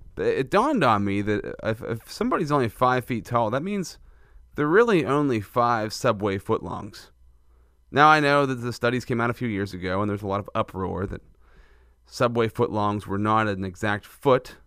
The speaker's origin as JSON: {"language": "English", "region": "central Pennsylvania", "country": "United States", "said": "I like to feature local business in central Pennsylvania. That's where I'm from"}